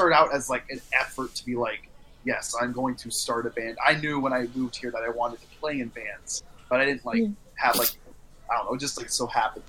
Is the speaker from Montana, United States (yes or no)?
yes; Montana, United States; now in Minnesota, United States; we're just both coincidentally from Montana.